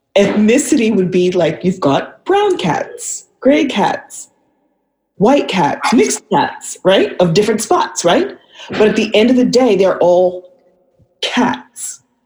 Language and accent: English; Vancouver, British Columbia, Canada; moved away as an adult; also born or lived in California / Brooklyn, New York; now in Atlanta, United States; I was born in California, but I was raised in Vancouver.